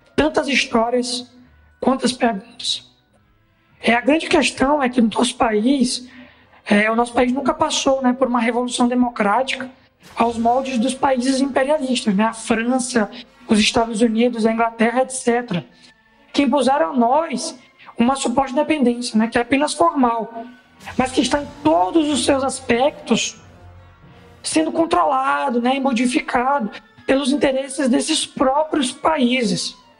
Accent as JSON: {"language": "Portuguese", "region": "Maranhão", "country": "Brazil", "said": "sou do Maranhão, faço parte do Comitê de Apoio do Jornal"}